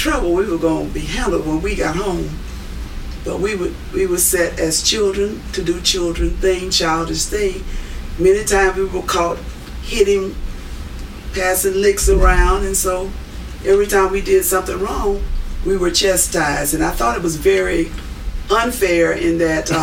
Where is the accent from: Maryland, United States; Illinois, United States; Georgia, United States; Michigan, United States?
Georgia, United States; Augusta; now in Atlanta, United States; we grew up in the southeastern part of Georgia, Augusta, Georgia